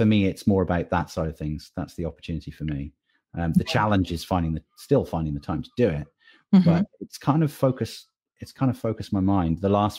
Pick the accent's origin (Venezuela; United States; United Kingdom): United Kingdom; I'm British. We don't think we're worth it. It's not how it works over here.